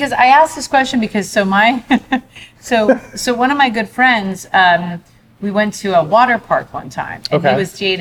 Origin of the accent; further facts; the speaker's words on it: New Jersey, United States; moved away; I grew up in Jersey and was kind of sheltered